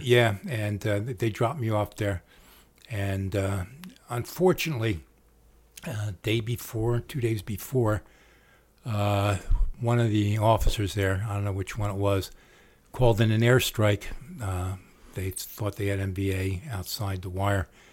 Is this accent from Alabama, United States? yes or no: no; Trenton, New Jersey, United States; We're all from Tretton